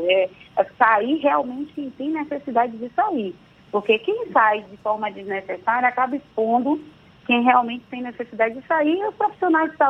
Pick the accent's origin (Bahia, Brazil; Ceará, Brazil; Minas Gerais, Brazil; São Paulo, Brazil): Bahia, Brazil; Santo Amaro; Eu sou de Santa Amaro, viu da Purificação, não deixo de falar isso nunca.